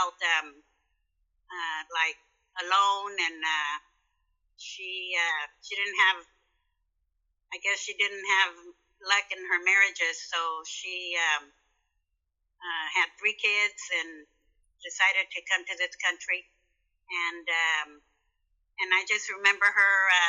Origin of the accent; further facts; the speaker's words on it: La Puente, California, United States; also born or lived in San Gabriel, California; I grew up in La Puente